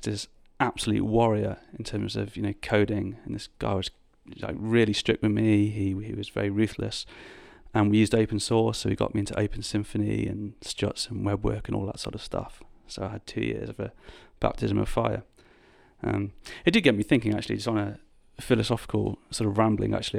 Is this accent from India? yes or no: no; United Kingdom; moved away as an adult; also born or lived in Birmingham; now in London, United Kingdom; I'm from the Midlands, or as you would call it, the North, um, in the U K